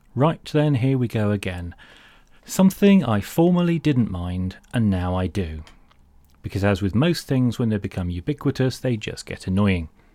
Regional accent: United Kingdom; I'm solid British

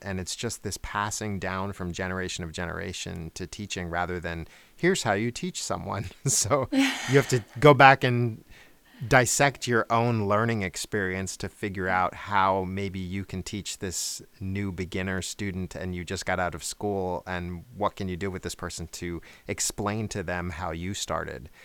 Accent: outside of New York, United States; now in Atlanta, United States; I grew up outside of New York

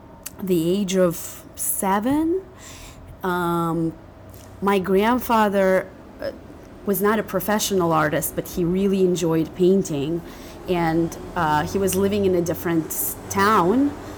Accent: Philadelphia, Pennsylvania, United States; also born or lived in Russia; So I grew up in Philadelphia, two different neighborhoods. First, kind of immigrant neighborhood, mm-hmm. not downtown. And then at the age of 17, I started Penn and I moved to West Philly.

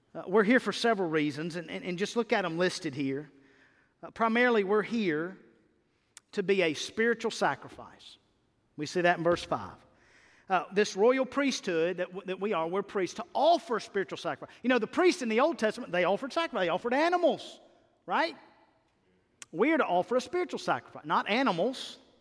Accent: Mississippi, United States; I'm from Mississippi

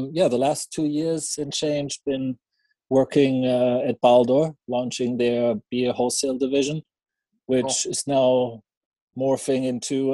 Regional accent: Schwelm, North Rhine-Westphalia, Germany; moved away; I started importing my hometown beer in Germany, where I went to school in the city of Schwelm, close to Düsseldorf and Cologne.

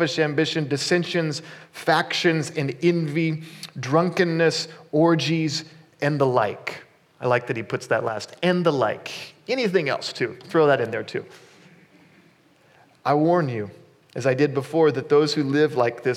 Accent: Kansas, United States; I grew up in Kansas

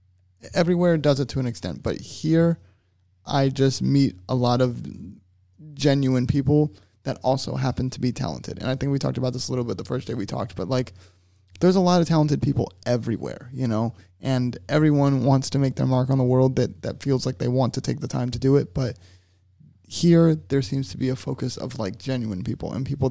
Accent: Tennessee, United States; now in Florida, United States; when I moved from Tennessee to Florida, I really didn't want to move in the first place

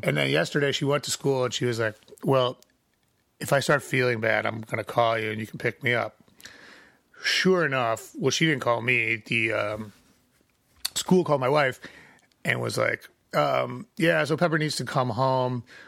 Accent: Chicago, Illinois, United States; I'm from Chicago because I'm not from the side of Chicago where people get murdered

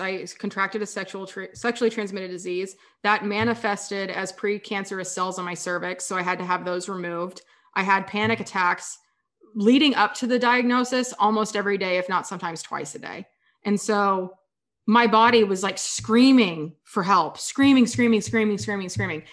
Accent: Kansas, United States; moved away as an adult; also born or lived in San Diego; I grew up in Kansas

